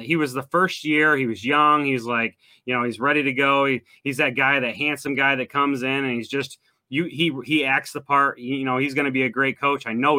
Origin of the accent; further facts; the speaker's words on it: Oxford, Michigan, United States; I'm from Oxford